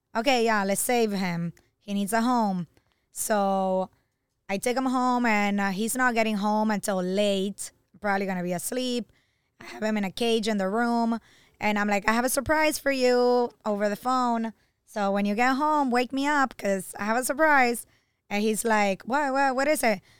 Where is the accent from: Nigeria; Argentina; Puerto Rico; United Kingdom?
Argentina; now in Miami, United States; I'm from Argentina